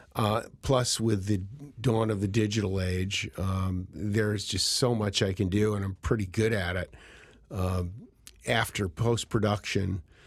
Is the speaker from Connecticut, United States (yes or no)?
yes; Cheshire, Connecticut, United States; moved away as an adult; growing up in Cheshire, you know, college was always the, the, um, the goal